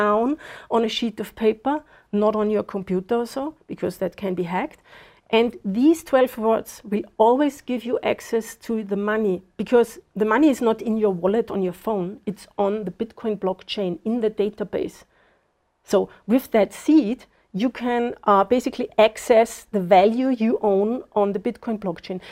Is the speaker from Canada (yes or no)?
no; Austria; moved away as an adult; now in Zimbabwe; I was born in Austria